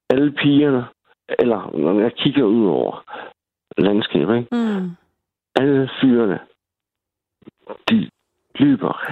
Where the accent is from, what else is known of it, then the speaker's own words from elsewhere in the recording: Svendborg, Southern Denmark, Denmark; also born or lived in Greenland; Jeg er fra Svendborg. Øhm, født og vokset, ikke? Originalt. Men, men jeg har også boet i Grønland i fem år.